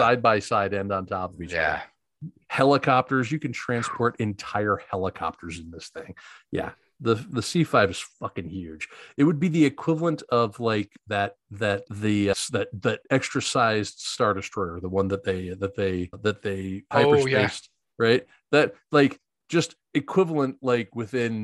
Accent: Dover, Delaware, United States; I grew up near Dover Air Force Base, which is, you know, Delaware is just like a nowhere land

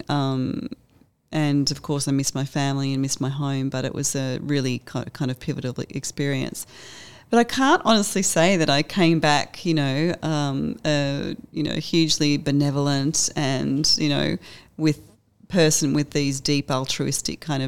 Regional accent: Bendigo, Victoria, Australia; I grew up in Bendigo.

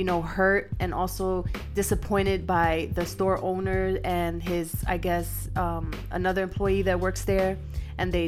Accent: New York City, New York, United States; now in El Paso, United States; In the South Bronx, you know, my hometown.

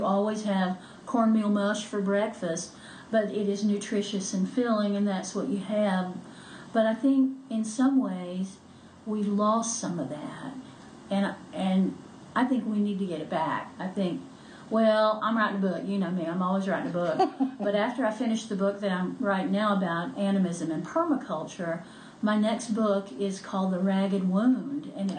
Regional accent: Appalachia, United States; Yeah, and not because I'm a Christian, but because I'm Appalachian.

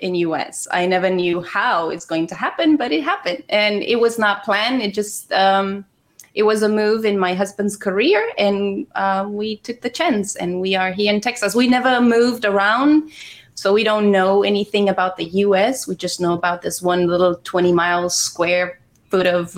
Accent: Romania; moved away; I was born in Romania. I was born in Romania

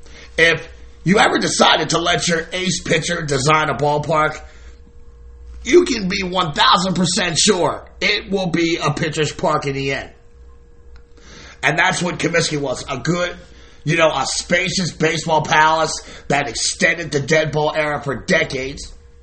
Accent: Baltimore, Maryland, United States; moved away as an adult; now in South Carolina, United States; my hometown, Baltimore

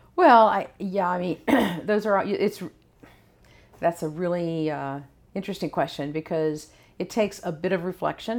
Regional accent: Mooresville, North Carolina, United States; moved away; also born or lived in California; I actually live in the town that I was born in, and I was born in Mooresville, North Carolina.

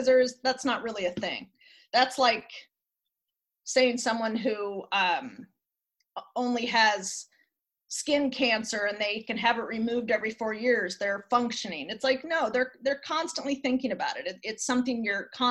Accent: Lake Oswego, Oregon, United States; I was raised in Lake Oswego.

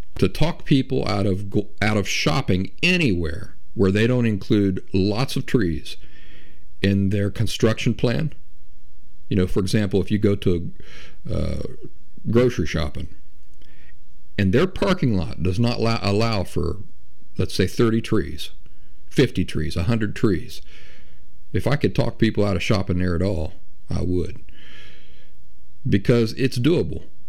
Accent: Appalachia, United States; I grew up in the Appalachian backwoods

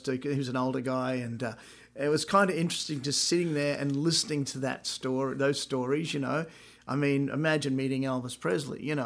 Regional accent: Brisbane, Queensland, Australia; now in United States; I was fifteen. I bought, I was living in my mum and dad's house, Brisbane, Australia

